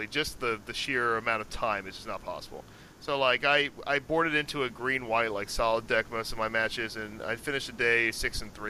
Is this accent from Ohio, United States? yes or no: no; Norfolk, Virginia, United States; I was born in Norfolk, Virginia, and just happen to have some different descent